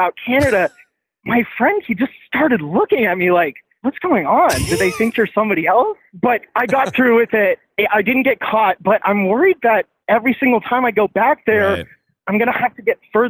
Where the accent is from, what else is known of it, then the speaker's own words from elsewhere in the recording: Texas, United States; now in New York, United States; So I'm from Texas